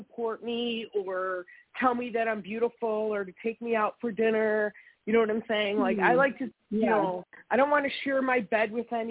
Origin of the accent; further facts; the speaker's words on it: Illinois, United States; moved away as an adult; now in Lake Geneva, United States; I'm originally from Illinois. I just moved up here in October.